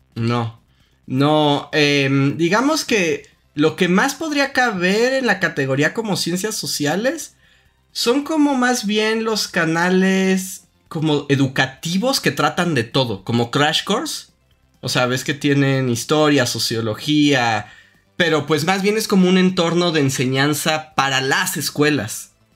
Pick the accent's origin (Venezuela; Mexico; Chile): Mexico; accent: acento de frijolito (Mexican)